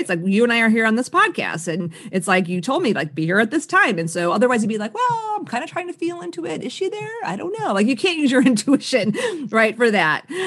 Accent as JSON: {"language": "English", "town": "Chicago", "region": "Illinois", "country": "United States", "tie": "born or raised there", "said": "I grew up on the South Side of Chicago"}